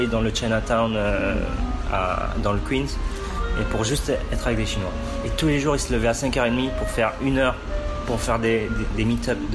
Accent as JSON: {"language": "French", "country": "France", "tie": "born there", "said": "Je suis d'origine chinoise, mes parents sont nés au Cambodge et je suis né en France."}